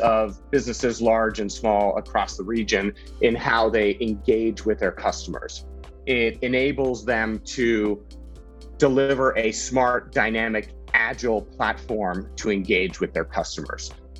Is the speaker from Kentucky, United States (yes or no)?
no; California, United States; moved away as an adult; now in Singapore; I'm from California